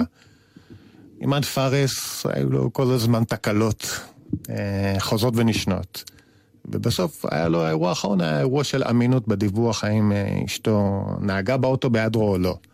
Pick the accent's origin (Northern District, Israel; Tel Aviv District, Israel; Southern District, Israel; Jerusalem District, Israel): Tel Aviv District, Israel; Tel Aviv; כאחד שגדל בתל אביב